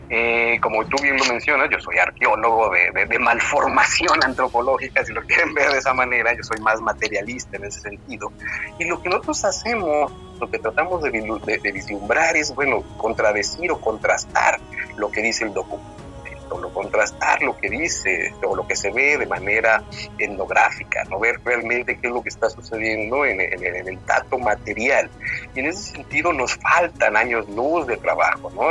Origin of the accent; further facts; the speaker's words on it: Mexico; somos mexicanos